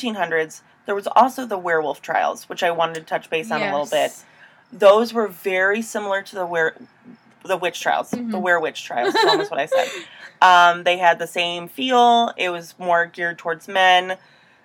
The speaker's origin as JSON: {"language": "English", "region": "Indiana", "country": "United States", "tie": "born or raised there", "said": "I grew up in Indiana"}